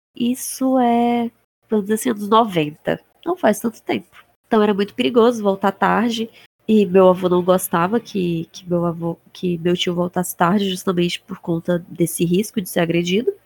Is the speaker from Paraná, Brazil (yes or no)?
no; Rondônia, Brazil; eu sou do estado de Rondônia e a gente tem aqui lendas